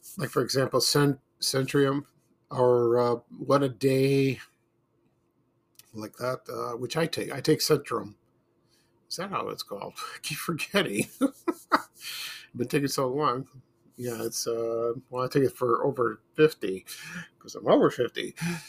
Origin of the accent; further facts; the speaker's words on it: Chicago, Illinois, United States; when I was growing up in Chicago